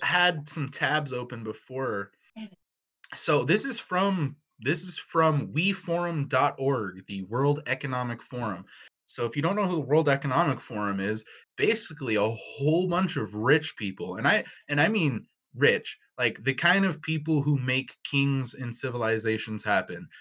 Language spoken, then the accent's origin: English; Pacific Northwest, United States; we're all from the Pacific Northwest